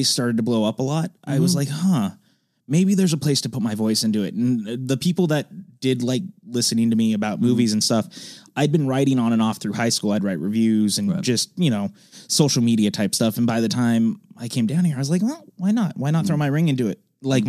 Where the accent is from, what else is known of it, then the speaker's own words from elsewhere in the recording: Cameron Park, California, United States; Past Sacramento, up in like a little town called Cameron Park. It's not a very big town.